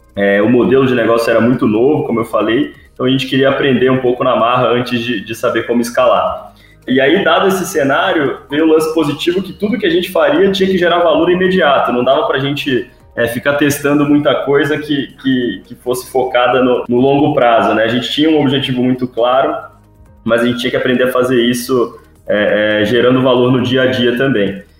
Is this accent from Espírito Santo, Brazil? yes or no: yes; Vitória, Espírito Santo, Brazil; moved away; also born or lived in Rio de Janeiro; eu sou de Vitória, Espírito Santo